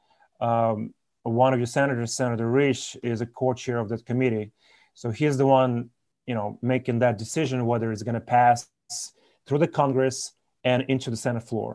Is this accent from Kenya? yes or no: no; Belarus; now in United States; our country, or I guess my home country of Belarus